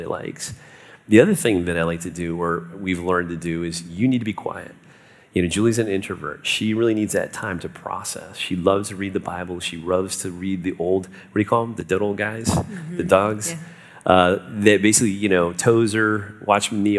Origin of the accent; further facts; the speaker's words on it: South Florida, United States; I grew up in South Florida